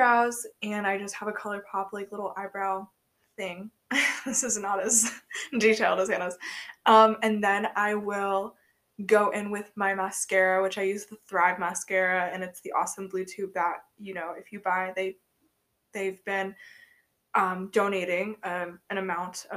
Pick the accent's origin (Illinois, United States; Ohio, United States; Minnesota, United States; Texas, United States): Ohio, United States; Akron; now in South Carolina, United States; I was born 10 hours away in Akron General Hospital